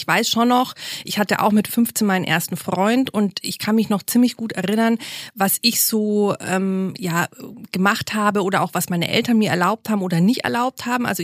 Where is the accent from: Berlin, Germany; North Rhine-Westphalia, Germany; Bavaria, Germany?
Bavaria, Germany; Munich; ich komme ja aus München